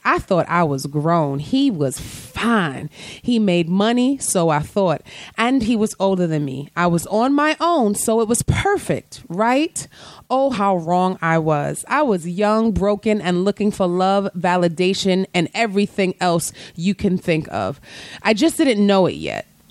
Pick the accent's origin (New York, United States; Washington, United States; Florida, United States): New York, United States; New York City; Growing up in the Bronx